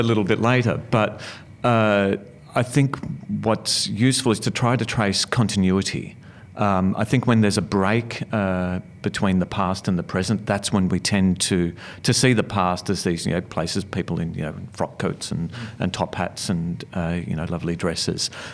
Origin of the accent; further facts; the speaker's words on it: Melbourne, Victoria, Australia; I grew up in Sunshine in, uh, Melbourne's western suburbs.